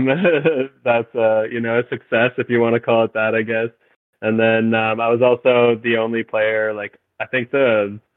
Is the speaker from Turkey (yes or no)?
no; Mississauga, Ontario, Canada; moved away as an adult; also born or lived in Alberta; now in Victoria, Canada; I was born in Mississauga, Ontario. And I lived there for roughly like the first kind of 20 years of my life